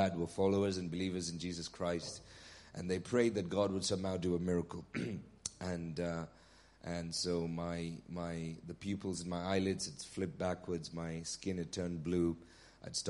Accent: Nigeria; now in Bury St Edmunds, United Kingdom; I was born in Nigeria

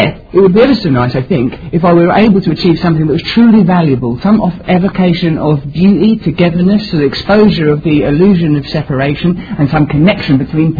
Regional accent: Essex, East of England, United Kingdom; I myself was seduced by it growing up in Essex and thought, oh yes, I want to be famous.

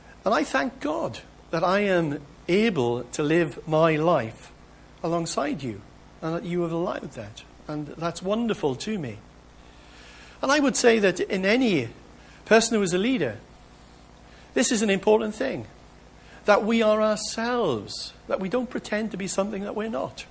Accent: United Kingdom; as British people

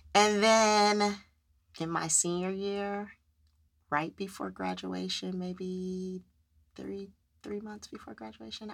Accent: California, United States; moved away as an adult; I am originally from California

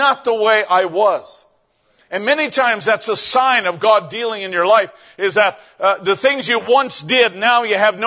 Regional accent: Canada; I was out in another town in my province in Canada and came back to my hometown

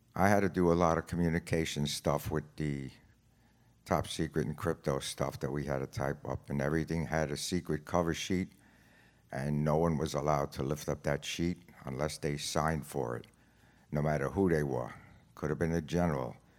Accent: New York, United States; I'm from New York

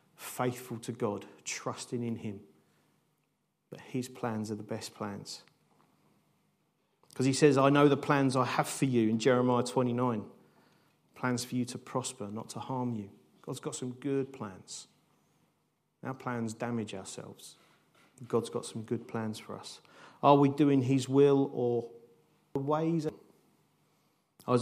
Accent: United Kingdom; how do we live as nice British people in this country

